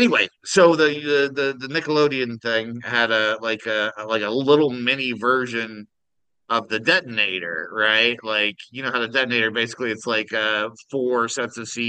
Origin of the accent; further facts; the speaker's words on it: Kansas, United States; I'm from Kansas